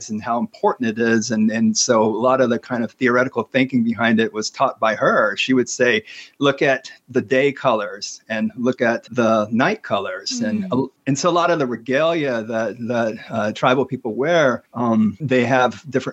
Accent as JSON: {"language": "English", "town": "Lawton", "region": "Oklahoma", "country": "United States", "tie": "born or raised there", "moved": "yes", "lives_now": "Madison, United States", "said": "So I grew up on Comanche tribal lands in Lawton, Fort Sill, Oklahoma."}